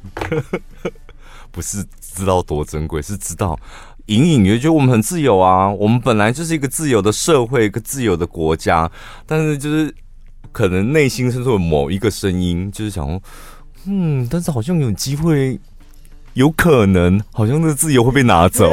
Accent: Taiwan; 我们台湾人

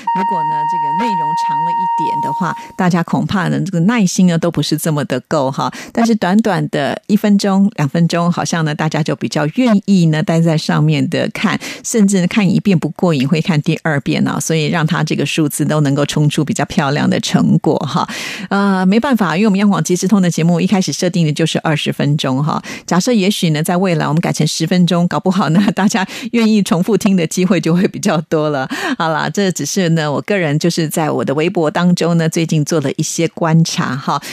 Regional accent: Taiwan; 我虽然生长在台湾哦，可是因为生长 在北部跟南部呢，就会有一些差异性哈

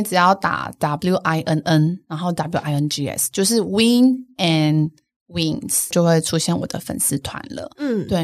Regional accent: Changhua County, Taiwan; 我在彰化长大，然后我个子很高

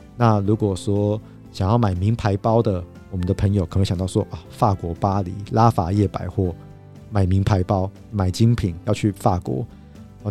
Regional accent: Taiwan; 我们亚洲人，我们台湾人

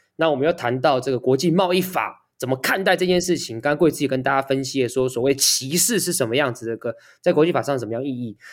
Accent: Taiwan; 作为一个台湾人

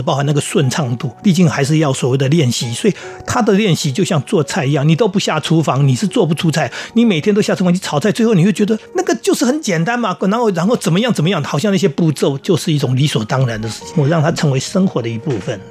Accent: seaside by the Yin Yang Sea, New Taipei, Taiwan; 我从小在海边长大，嗯。我们家旁边就是海嘛。 那我们那片海其实就是很早就受到污染，因为钛金公司采矿的关系，嗯。所以我们那边就产生了一个海湾叫阴阳海

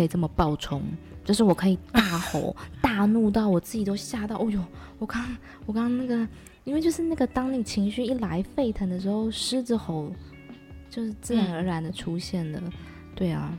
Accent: Taichung, Taiwan; moved away as an adult; now in Thailand; 因为我之前是住在城市嘛，我是台中人，所以我就觉得台中的公园。面积也都蛮小的

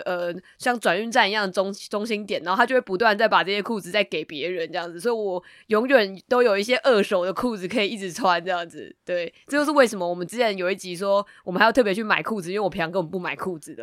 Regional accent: Taipei, Taiwan; 因为我本身是台北人嘛，然后我的家族大部分的人都住在台北

